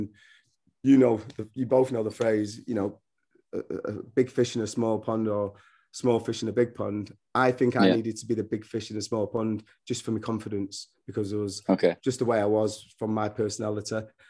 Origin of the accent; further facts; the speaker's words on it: England, United Kingdom; Couldn't believe my accent because I'm a northerner and I had dreadlocks and they thought I was born in London, so I'll have a Cockney accent.